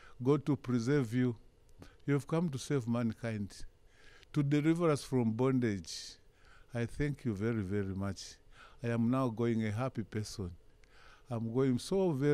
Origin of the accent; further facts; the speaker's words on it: Chingola, Copperbelt Province, Zambia; I'm from Zambia.